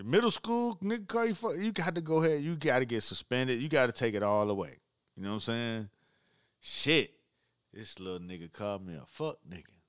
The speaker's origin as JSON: {"language": "English", "town": "Miami", "region": "Florida", "country": "United States", "said": "I'm from Miami."}